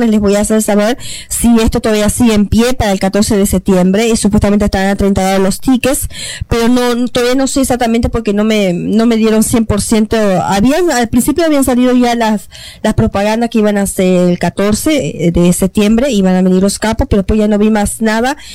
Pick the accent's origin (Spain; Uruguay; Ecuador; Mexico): Uruguay; now in Toronto, Canada; yo soy de Uruguay